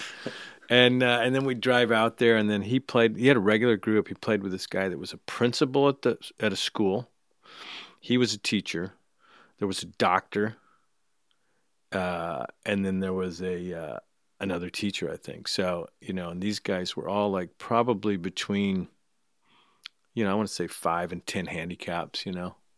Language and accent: English; Escondido, California, United States; I grew up in Escondido, so it was North County, North San Diego County.